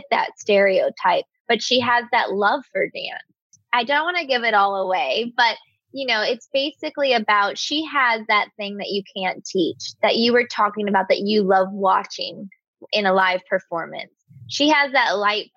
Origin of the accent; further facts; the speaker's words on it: Bakersfield, California, United States; I'm from Bakersfield, California